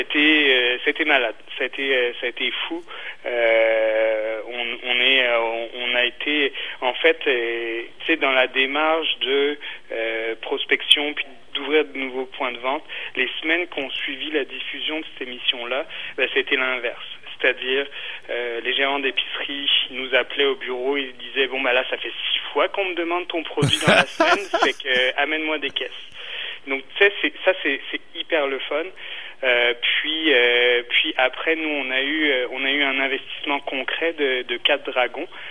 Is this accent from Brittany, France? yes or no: yes; Brittany, France; moved away as an adult; now in Quebec, Canada; je suis originaire de Bretagne